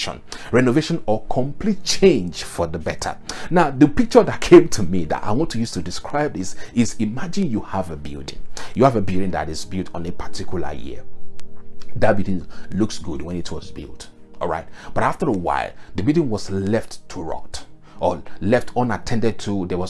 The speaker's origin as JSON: {"language": "English", "country": "Nigeria", "said": "I am a Yoruba man and I came from the Yoruba culture."}